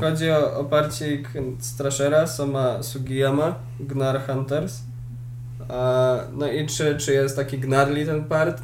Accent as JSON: {"language": "Polish", "country": "Poland", "said": "Jestem z Polski."}